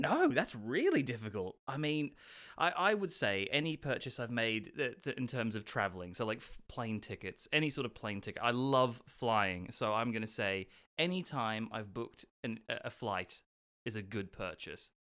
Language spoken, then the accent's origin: English; Australia; now in United Kingdom; I'm from Australia